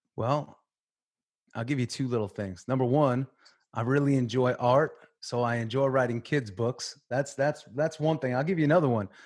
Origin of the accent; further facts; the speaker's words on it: Long Island, New York, United States; moved away as an adult; also born or lived in Tampa, Florida; I grew up in New York on Long Island